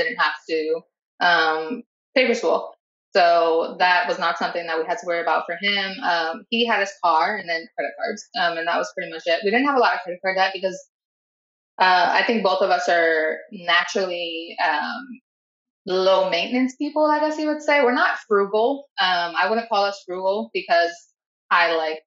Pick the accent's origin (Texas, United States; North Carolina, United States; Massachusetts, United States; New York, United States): New York, United States; New York City; moved away as an adult; also born or lived in San Diego; I was born and raised in the Bronx